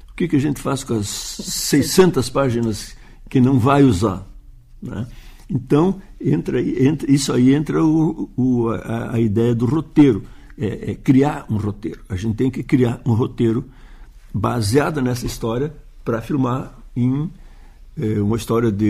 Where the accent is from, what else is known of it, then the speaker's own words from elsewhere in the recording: Uruguaiana, Rio Grande do Sul, Brazil; porque eu sou de Uruguaiana, uma cidade da fronteira, do Pampa